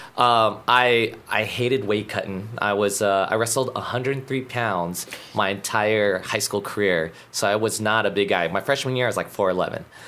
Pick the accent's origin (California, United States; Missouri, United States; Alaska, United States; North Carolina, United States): Alaska, United States; moved away as an adult; now in Guam; growing up in Alaska. Um, it's similar like Guam, small community.